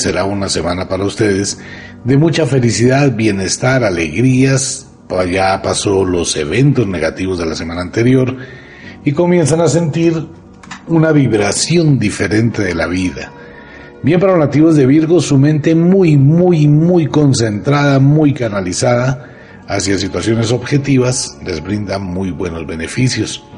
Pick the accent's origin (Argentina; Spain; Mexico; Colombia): Colombia; soy colombiano, amo a mi tierra, amo a Colombia.